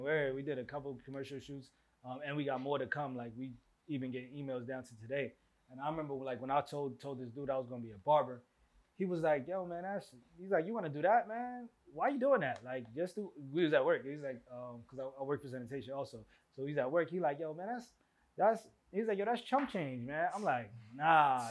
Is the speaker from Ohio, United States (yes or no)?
no; New York City, New York, United States; moved away as an adult; also born or lived in Staten Island; we grew up in East Flatbush